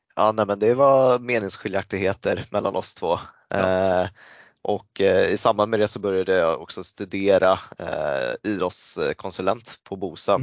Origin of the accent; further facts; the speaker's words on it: Stockholm, Stockholm County, Sweden; also born or lived in Thailand (ancestry); född i Sverige